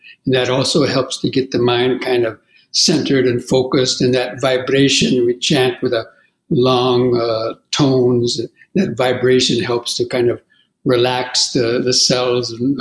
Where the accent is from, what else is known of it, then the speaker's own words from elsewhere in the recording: California, United States; moved away as an adult; I grew up in California in the 50s and 60s